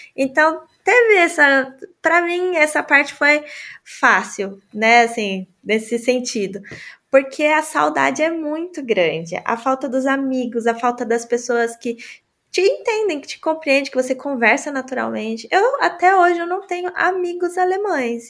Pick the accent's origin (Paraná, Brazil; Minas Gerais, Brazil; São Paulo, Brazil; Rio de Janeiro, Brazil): São Paulo, Brazil; moved away as an adult; now in Germany; eu sou de São Paulo